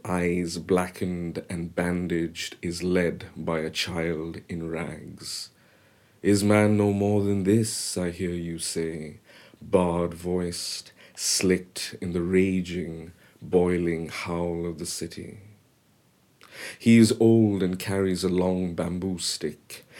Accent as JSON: {"language": "English", "town": "Mumbai", "region": "Maharashtra", "country": "India", "tie": "born or raised there", "also_born_or_lived": "Kolkata, India / United States", "first_language": "Bengali", "second_language": "English", "moved": "as an adult", "lives_now": "London, United Kingdom", "said": "I spent the next years, eight years in Bombay"}